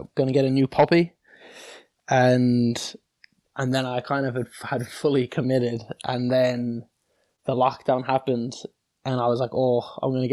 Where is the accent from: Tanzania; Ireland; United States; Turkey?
Ireland; Cork, Munster; also born or lived in Sydney, Australia; now in England; Growing up, obviously, in Australia, where, well, I liked it a lot when I first came, to be honest, because I was used to living kind of in the suburbs in Sydney